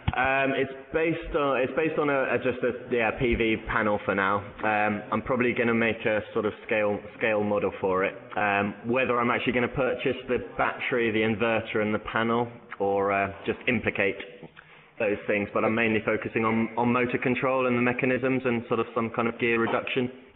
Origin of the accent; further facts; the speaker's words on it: Bournemouth, South West England, United Kingdom; moved away as an adult; now in Barcelona, Spain; I'm originally from Bournemouth, um, but I've been living in Barcelona for uh, about five years now